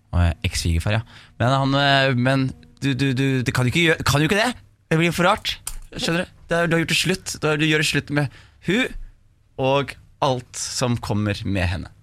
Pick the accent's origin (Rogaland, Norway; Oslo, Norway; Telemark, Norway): Telemark, Norway; Skien; om oppveksten på Gulset.